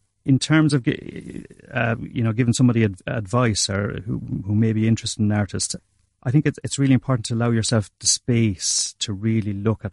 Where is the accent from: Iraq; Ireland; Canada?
Ireland; Castlecomer, Leinster; I'm originally from North Kilkenny, Muireann, Castlecomer.